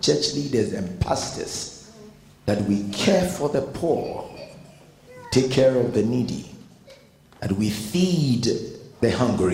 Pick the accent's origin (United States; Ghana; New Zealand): Ghana; I am not an Englishman. Never. I mean, I am a Ghanaian